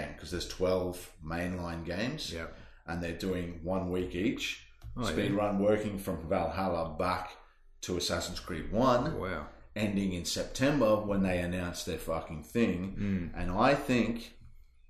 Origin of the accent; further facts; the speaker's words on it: Queensland, Australia; As an Australian, as a Queenslander